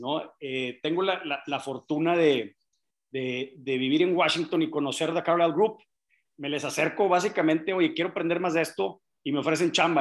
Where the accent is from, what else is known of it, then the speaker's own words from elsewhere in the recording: Monterrey, Nuevo León, Mexico; yo nací en Monterrey, vengo de familia empresaria industrial, muy típico de los regiomontanos